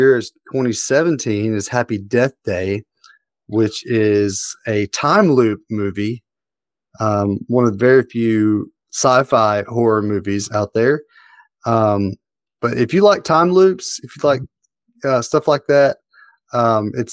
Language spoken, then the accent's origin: English; the South, United States; I'm a Southerner